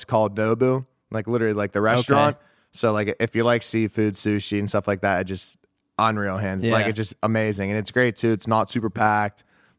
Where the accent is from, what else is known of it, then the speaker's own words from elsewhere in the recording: Pittsburgh, Pennsylvania, United States; So I grew up in Pittsburgh, Pennsylvania. I was born and raised there.